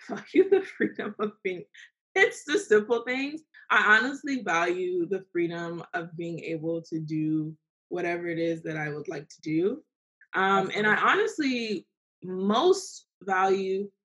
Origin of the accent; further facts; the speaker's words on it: Fort Lauderdale, Florida, United States; Fort Lauderdale